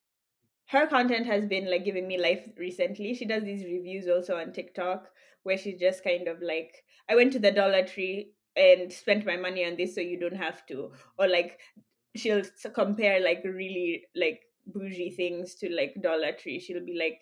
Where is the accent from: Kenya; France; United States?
Kenya; moved away; growing up in Kenya and you have all these tribes and everything